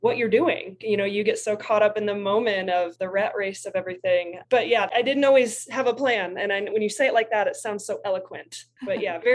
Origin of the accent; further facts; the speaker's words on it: Bloomington, Illinois, United States; also born or lived in Decatur, Illinois; growing up in Central Illinois and originally was born in Decatur, Illinois, moved to Bloomington.